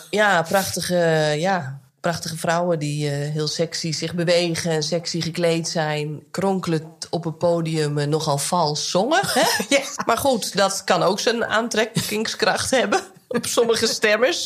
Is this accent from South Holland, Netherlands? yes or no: no; Nijkerk, Gelderland, Netherlands; now in Kollum, Netherlands; ik woon natuurlijk nu in Kolm in Friesland. Ja, ik ben gewoon opgegroeid met uh, eh, ABN. Toen ik jong was, kende ik niet heel veel mensen die echt plat Nijkerks praten.